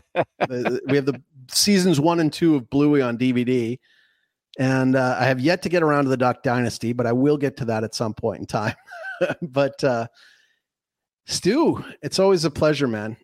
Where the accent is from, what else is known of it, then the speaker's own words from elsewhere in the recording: Canada; I'm, I'm Canadian